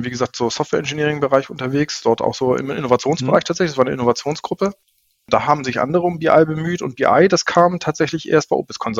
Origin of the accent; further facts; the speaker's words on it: Flensburg, Schleswig-Holstein, Germany; Flensburger, ja, gebürtig. Das hört man, glaube ich, auch. Also äh, ich merke das natürlich nicht, aber alle, die mich hm. kennenlernen, merken, ich habe eine leicht breite Aussprache. Tatsächlich äh, in Flensburg geboren, aufgewachsen